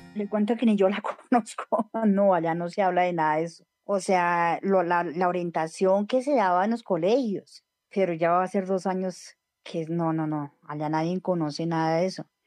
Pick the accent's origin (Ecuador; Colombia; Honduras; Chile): Colombia; Bogotá; Nací en Sumapaz, en el corregimiento de San Juan. Eh, toda mi vida estaba allí.